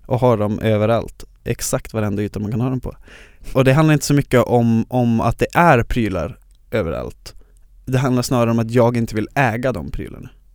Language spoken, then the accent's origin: Swedish; Luleå, Norrbotten County, Sweden; moved away as an adult; now in Stockholm, Sweden; jag från Luleå där jag är born and raised